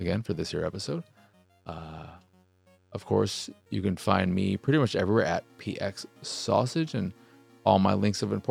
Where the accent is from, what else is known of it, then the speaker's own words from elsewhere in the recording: United States; I'm American